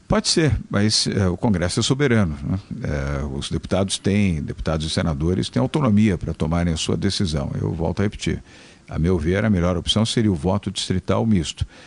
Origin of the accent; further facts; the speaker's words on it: Brazil; como brasileiro